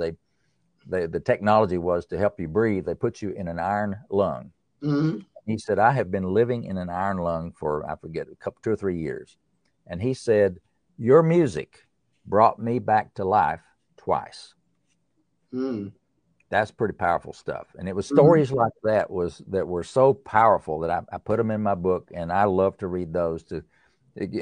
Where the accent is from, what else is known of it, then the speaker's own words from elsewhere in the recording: East Tennessee, United States; I'm from the East Tennessee, up in the mountains. I grew up in a valley